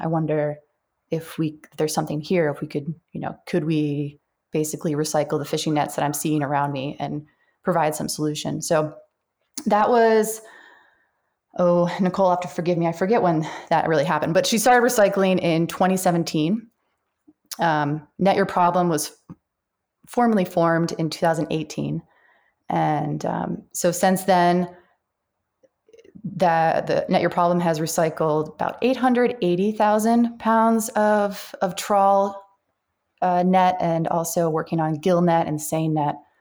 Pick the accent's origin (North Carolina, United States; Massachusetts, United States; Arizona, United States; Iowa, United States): Massachusetts, United States; Central; also born or lived in Dartmouth, Massachusetts / Alaska; I am a New Englander. I grew up in Massachusetts, Central Mass